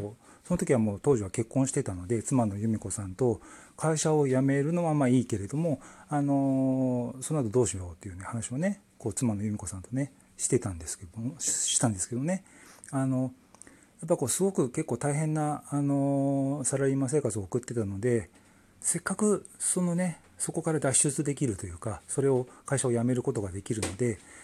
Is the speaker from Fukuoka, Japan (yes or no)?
no; Tokyo, Japan; moved away as an adult; now in Shikoku, Japan; 東京生まれ東京育ちでずっと東京で暮らしててですね